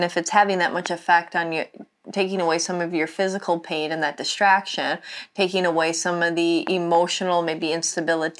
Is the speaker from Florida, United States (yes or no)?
no; Wisconsin, United States; I grew up in Wisconsin